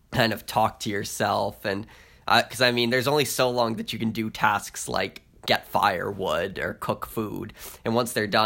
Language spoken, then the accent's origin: English; Maine, United States; accent: Maine; I don't mean to insult anyone with my Maine accent.